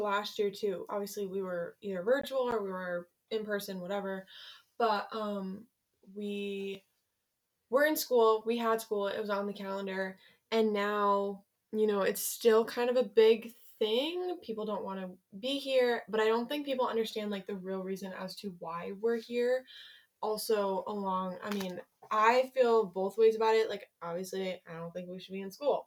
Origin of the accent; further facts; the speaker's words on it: Ledyard, Connecticut, United States; also born or lived in Groton, Connecticut; I have lived in Connecticut my entire, like, 16, almost 17 years, and I have never had to move